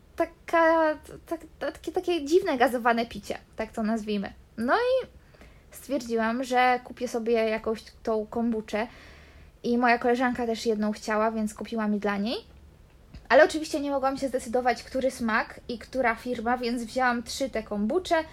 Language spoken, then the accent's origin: Polish; Poland; now in Canary Islands, Spain